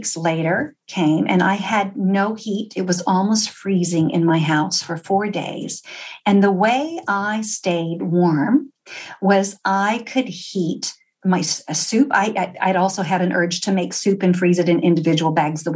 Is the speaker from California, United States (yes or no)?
no; Texas, United States; I'm from Texas